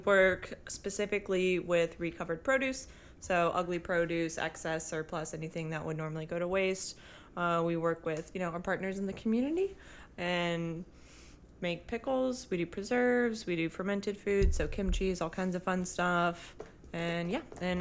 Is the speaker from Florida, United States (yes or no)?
yes; Florida, United States; moved away as an adult; now in New Orleans, United States; I'm from Florida originally, my family is from here